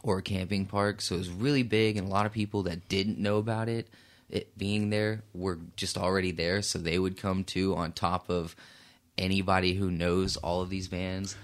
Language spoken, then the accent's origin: English; Fort Worth, Texas, United States; moved away as an adult; also born or lived in Brunswick, Georgia; now in Oklahoma City, United States; I'm from Fort Worth, Texas. Uh, I grew up there. Born in Brunswick, Georgia, though, so, uh, mom moved us out when I was a little boy